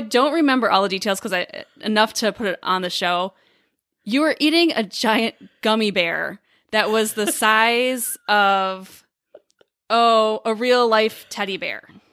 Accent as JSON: {"language": "English", "town": "Dubuque", "region": "Iowa", "country": "United States", "tie": "born or raised there", "also_born_or_lived": "Chicago, Illinois", "moved": "yes", "lives_now": "Illinois, United States", "said": "our hometown, so we we grew up in Dubuque, Iowa"}